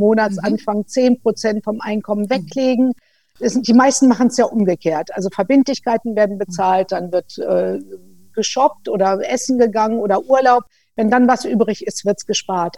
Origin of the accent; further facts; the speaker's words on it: Germany; bei uns in Deutschland